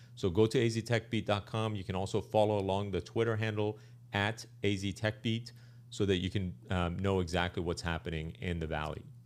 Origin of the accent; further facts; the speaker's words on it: Arizona, United States; I grew up in Arizona.